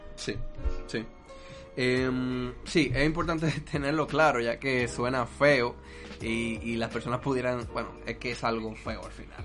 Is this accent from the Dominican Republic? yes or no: yes; Dominican Republic; en mi país